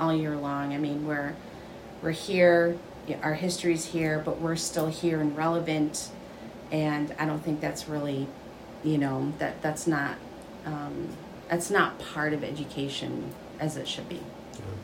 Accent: Michigan, United States; I am from Little Traverse Bay Band. I um, grew up here. I was not born here, grew up here

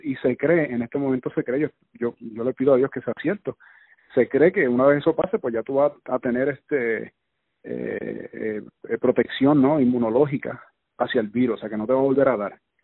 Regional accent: Puerto Rico; nosotros los puertorriqueños

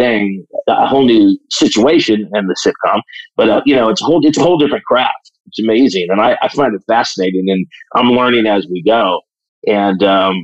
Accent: South Bend, Indiana, United States; Well, I grew up in South Bend, Indiana, so I'm a Midwest boy

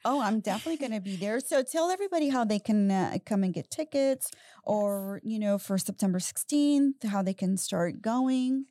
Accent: Houston, Texas, United States; the city of Houston, which I'm obsessed with, and I grew up in the North Side

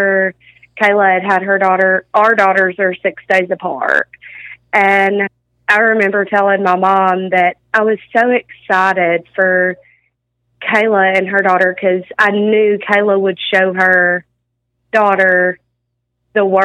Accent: North Mississippi, United States; also born or lived in New Mexico; we're from a small town in North Mississippi, and I moved from New Mexico, and whenever I moved to North Mississippi, I didn't obviously know anybody

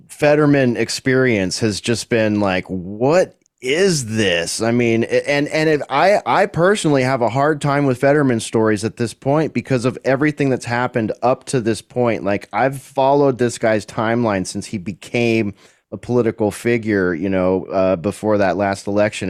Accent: California, United States; also born or lived in Central Texas; now in Texas, United States; Haven't seen my home state in eight years

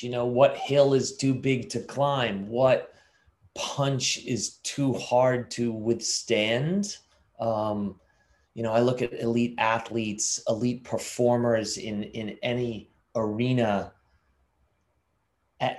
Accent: Lynnfield, Massachusetts, United States; Just north of Boston in a little town called Linfield

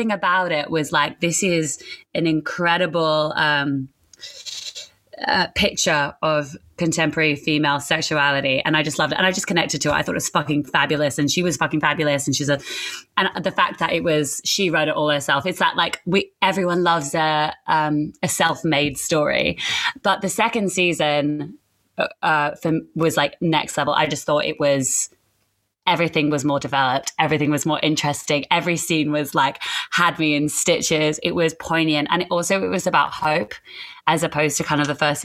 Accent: Singapore; moved away; when I was younger, I grew up in Singapore

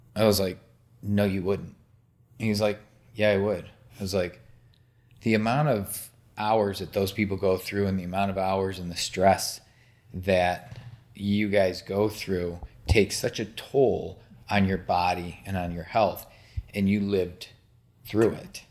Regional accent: Michigan, United States; I grew up in Michigan

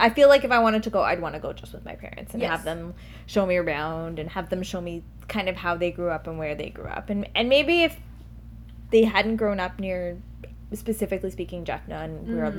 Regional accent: Toronto, Ontario, Canada; I grew up in Toronto, right?

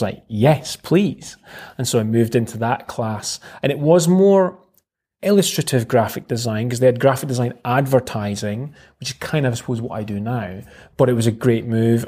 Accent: Dundee, Scotland, United Kingdom; born and bred in Dundee. Mm-hmm. I've never lived anywhere else.

